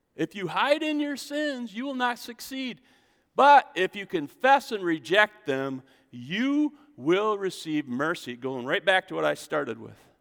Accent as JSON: {"language": "English", "country": "United States", "said": "I'm an American"}